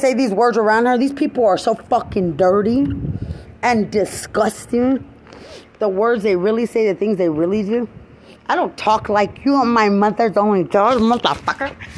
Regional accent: Lubbock, Texas, United States; now in San Antonio, United States; I'm from Lubbock, Texas

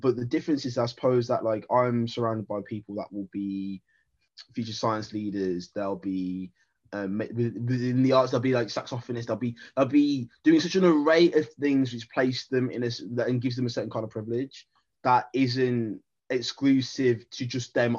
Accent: Wolverhampton, West Midlands, United Kingdom; moved away as an adult; now in London, United Kingdom; I'm Jamaican heritage, born in the black country

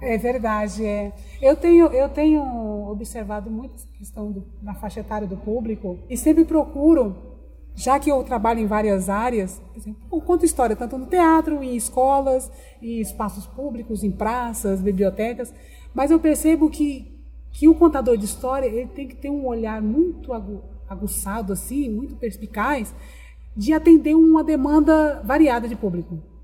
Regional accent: Dracena, São Paulo, Brazil; now in Cuiabá, Brazil; As minhas origens, na verdade, é da cidade de Dracena, interior de São Paulo

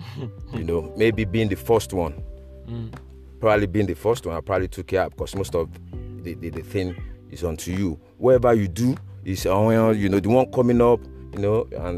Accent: Lagos, Nigeria; moved away as an adult; also born or lived in Chadwell Heath, United Kingdom; now in United Kingdom; I grew up in Nigeria

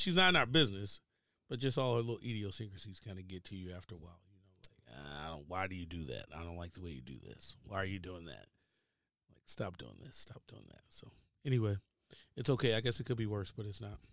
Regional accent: Baltimore, Maryland, United States; moved away; also born or lived in Richmond, Virginia; I'm originally from Baltimore, Maryland. Um, by way of Richmond, Virginia, which means, like, I went to school in Virginia

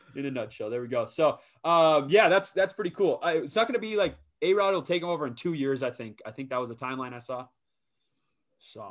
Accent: southern Minnesota, United States; my hometown, my home course, uh, wh-, where I'm from and, uh, in southern Minnesota

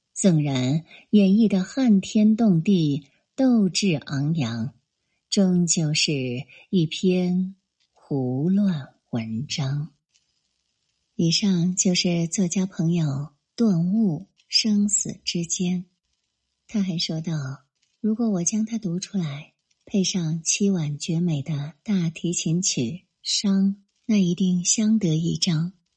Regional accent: Hubei, China; 从小在湖北部队生长的我

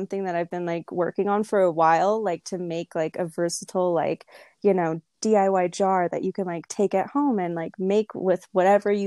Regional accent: Simi Valley, California, United States; moved away; also born or lived in Los Angeles; I grew up in a small town, it's called Simi Valley

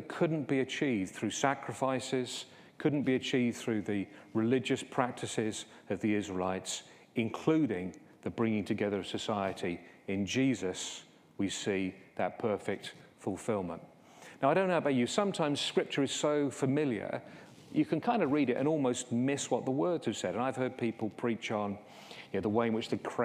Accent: England, United Kingdom; those of us who are English

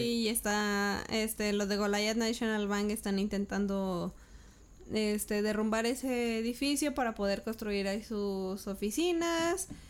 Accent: Parras, Coahuila, Mexico; also born or lived in Torreón; Yo estaba en Parras en el 94. Me vine de Parras en el 98.

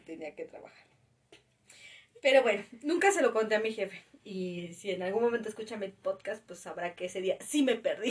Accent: Mexico City, Mexico; nosotros dos nacimos aquí en la ciudad

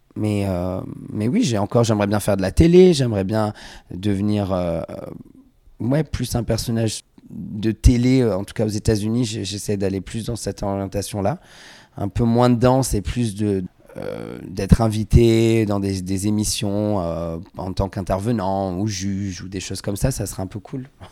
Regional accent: Vallauris, Provence-Alpes-Côte d'Azur, France; also born or lived in Grasse; je viens du sud de la France, je suis né à Grasse, j'ai grandi à Valoris, près de Cannes

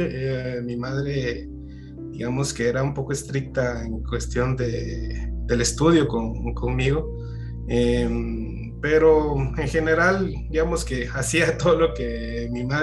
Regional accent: Jalapa, Guatemala; Bueno, yo no soy de aquí de la ciudad de Guatemala, soy de Jalapa, comúnmente conocido como la morena climatológica del oriente de Guatemala

